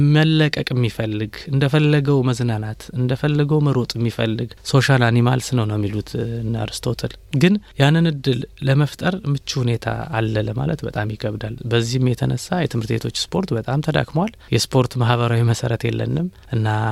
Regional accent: Bahir Dar, Amhara, Ethiopia; moved away; also born or lived in Addis Ababa; ተወልጄ ባደግኩበት በባህር ዳር ከተማ

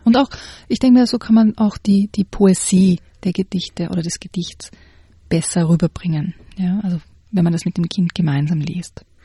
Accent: Graz, Styria, Austria; wo ich herkomme, aus Graz

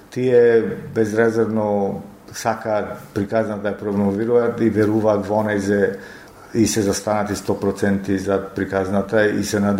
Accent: Ohrid, North Macedonia; moved away; во мојот роден крај во Охрид

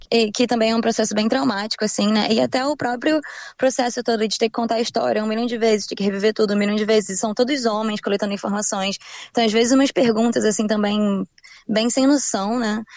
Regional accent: Rio de Janeiro, Brazil; moved away as an adult; now in Brisbane, Australia; crescendo no Rio de Janeiro

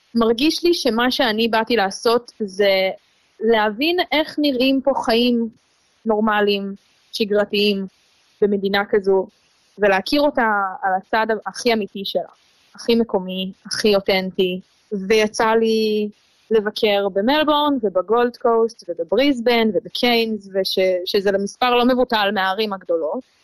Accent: Israel; moved away as an adult; now in Australia; בתור ישראלים

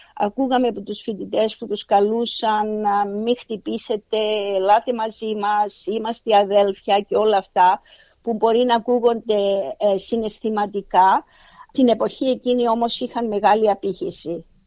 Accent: Cyprus; moved away as an adult; also born or lived in Athens, Greece; now in Australia; κατάγομαι από Κύπρο. Λοιπόν, έζησα τα παιδικά μου χρόνια την εποχή της Αγγλοκρατίας.

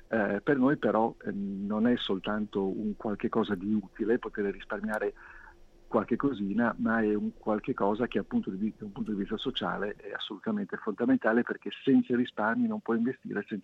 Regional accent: Liguria, Italy; Essendo io ligure, non posso che dire.

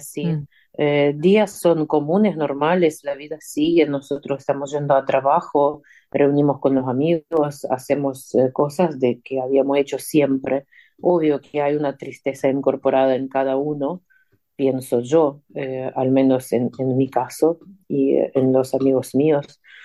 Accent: Ukraine; Spanish is a second language; moved away as an adult; also born or lived in Argentina; estoy en mi tierra

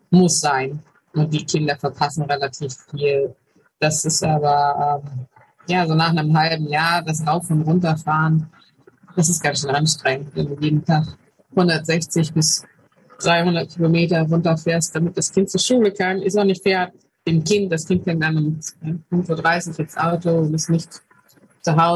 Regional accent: Germany; Ich komme aus Deutschland.

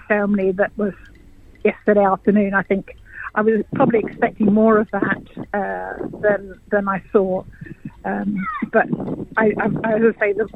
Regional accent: England, United Kingdom; accent: English; moved away as an adult; also born or lived in Bamaga, Australia; now in Cairns, Australia; You can probably hear my accent. I'm English, and I actually retired over here.

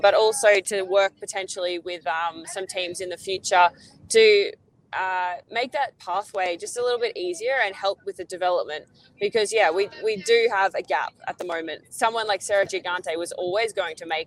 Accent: Australia; as an Aussie

